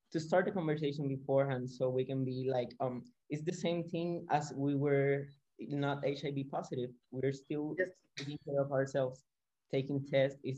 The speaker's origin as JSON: {"language": "English", "town": "San Juan", "country": "Puerto Rico", "said": "I'm from San Juan, Puerto Rico."}